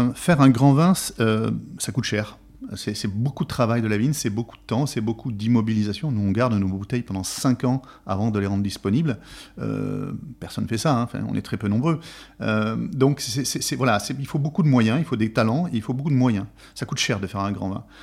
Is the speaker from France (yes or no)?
yes; Bergerac, Nouvelle-Aquitaine, France; je suis originaire de, donc de Bergerac